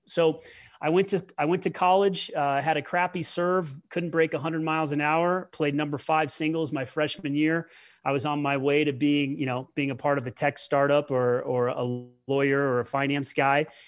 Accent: Denver, Colorado, United States; I moved to Denver with my mother, and, uh, you know, that's where her family was from

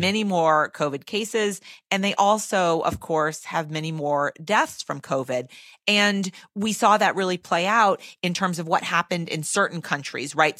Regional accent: Massachusetts, United States; I'm from Massachusetts

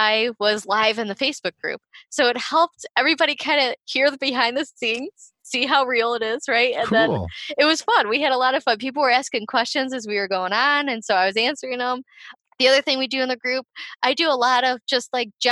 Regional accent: Ohio, United States; I'm from Ohio too

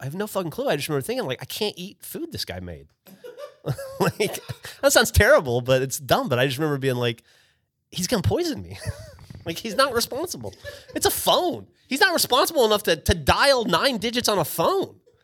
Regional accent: Alabama, United States; moved away as an adult; now in Austin, United States; a kid from Alabama who'd spent five years in the Army

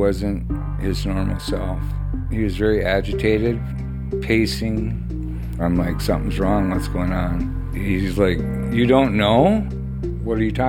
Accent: Dawson, Minnesota, United States; I've been here my whole life, born and raised in Dawson, Minnesota

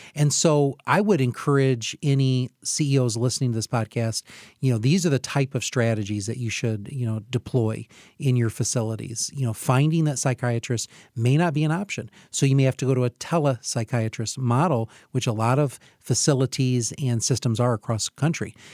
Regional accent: Hillsdale, Michigan, United States; I'm from Hillsdale

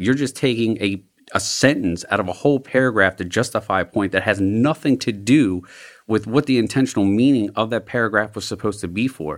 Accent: Glen Burnie, Maryland, United States; also born or lived in South Baltimore; I grew up in Glen Burnie in the county

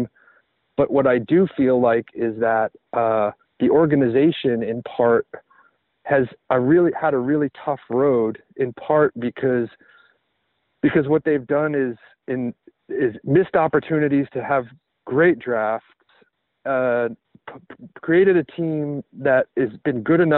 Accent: Tennessee, United States; I grew up in Tennessee

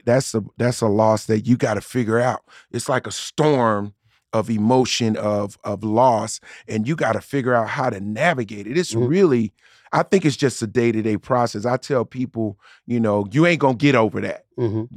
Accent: Newark, New Jersey, United States; a regular kid growing up in Newark, New Jersey

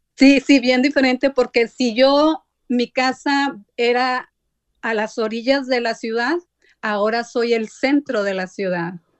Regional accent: Sabinas Hidalgo, Nuevo León, Mexico; moved away; yo extraño mi México lindo y más sí porque casi somos paisanos. Yo soy de, de Sabinas Hidalgo, oh, Nuevo León

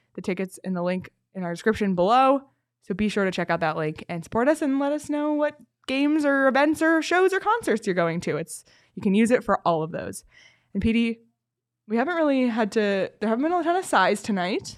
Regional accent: Toronto, Ontario, Canada; moved away; my hometown Toronto

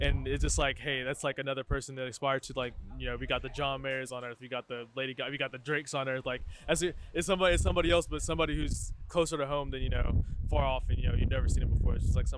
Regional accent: Waco, Texas, United States; I am from Waco, Texas.

